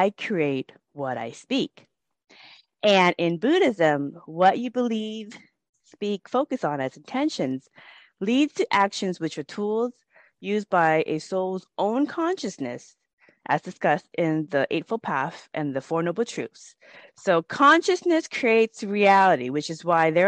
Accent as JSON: {"language": "English", "country": "United States", "tie": "born or raised there", "said": "I grew up in the United States"}